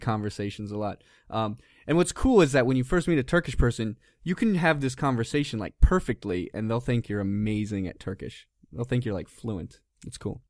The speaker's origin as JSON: {"language": "English", "country": "United States", "moved": "yes", "lives_now": "Turkey", "said": "us Americans"}